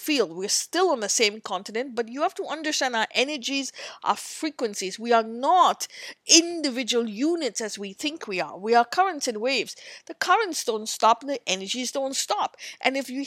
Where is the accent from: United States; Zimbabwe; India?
India; as an Indian